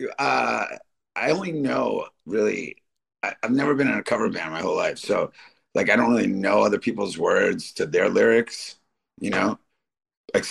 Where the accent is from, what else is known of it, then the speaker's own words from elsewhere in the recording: Detroit, Michigan, United States; moved away; also born or lived in Royal Oak, Michigan; I'm from Detroit. At least, you know, a big chunk of my life is from Detroit. And when I was a young teenager, I used to go to this place. I lived in Royal Oak